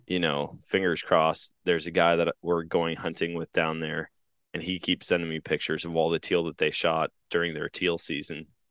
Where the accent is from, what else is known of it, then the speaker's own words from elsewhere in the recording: Wisconsin, United States; now in Missouri, United States; growing up in Wisconsin, here in Missouri